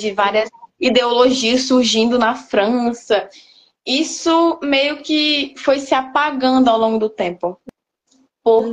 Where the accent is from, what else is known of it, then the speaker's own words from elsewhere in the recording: Brazil; nós, como brasileiros